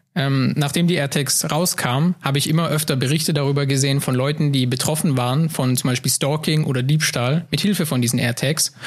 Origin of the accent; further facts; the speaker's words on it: Heilbronn region, Baden-Württemberg, Germany; moved away as an adult; now in Saarbrücken, Germany; ich komme aus Baden-Württemberg, ähm, aus der Region Heilbronn. Und ähm, dort bin ich auch mein, mein ganzes Leben gewesen und groß